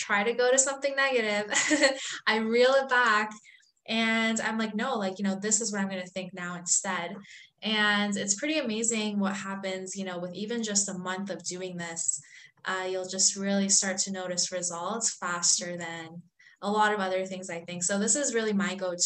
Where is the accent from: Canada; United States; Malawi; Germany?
Canada; also born or lived in Iran; I was born in Iran, so I'm actually Iranian by heritage. And I grew up in Canada